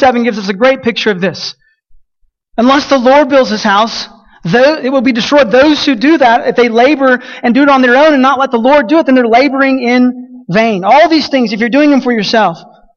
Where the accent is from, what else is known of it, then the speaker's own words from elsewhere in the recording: Colorado City, Texas, United States; Champion Creek Reservoir is one of the lakes in my hometown, south of my city